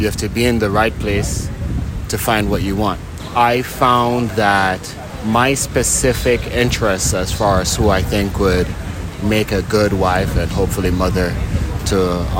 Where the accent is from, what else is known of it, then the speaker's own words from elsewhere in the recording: Jamaica; now in United States; I was born in Jamaica, okay. And spent a good chunk, not just a good chunk, damn near all my adult life in the U.S.